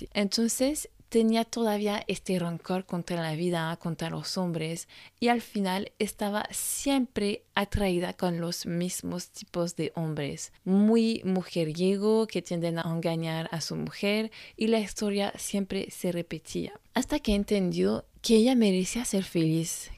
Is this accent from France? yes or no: yes; France; francesa y coach de imagen